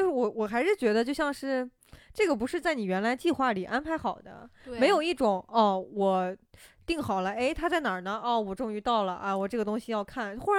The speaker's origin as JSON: {"language": "Chinese", "region": "Shaanxi", "country": "China", "tie": "born there", "said": "然后，尤其是像我还出生在陕西嘛，陕 {S0} 嗯 {S1} 西其实历史都很厉害了。"}